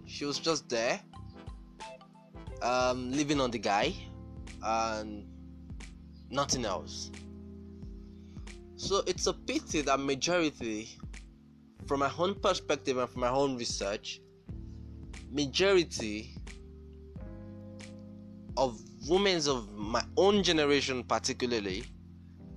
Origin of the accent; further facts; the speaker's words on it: Nigeria; I'm from Nigeria